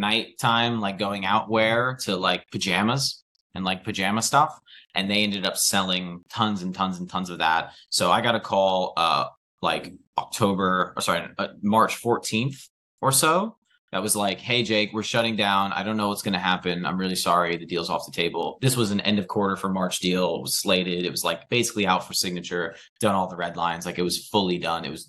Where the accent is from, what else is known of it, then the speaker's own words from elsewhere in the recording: United States; now in United Kingdom; as an American.